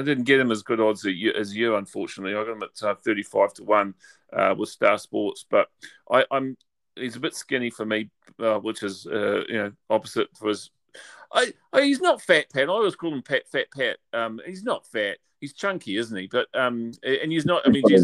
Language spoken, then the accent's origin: English; New Zealand; You'd think I'm actually from Australia rather than New Zealand